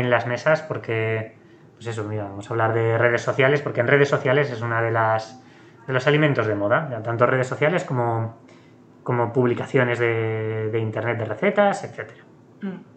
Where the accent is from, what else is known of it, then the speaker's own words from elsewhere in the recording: Aragon, Spain; yo que soy de, aquí, de Aragón